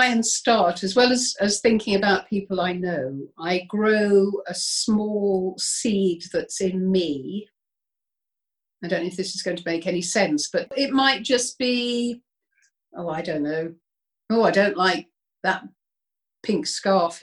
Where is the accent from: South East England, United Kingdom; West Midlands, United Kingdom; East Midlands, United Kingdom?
West Midlands, United Kingdom; Birmingham; I'm a Brummie